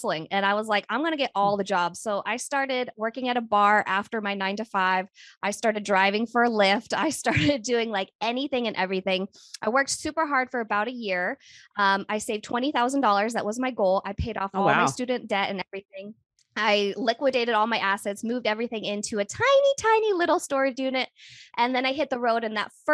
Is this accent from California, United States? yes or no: no; Oregon, United States; moved away; also born or lived in Kentucky; I originally hail from Oregon, but I've been living nomadically for the last 5 years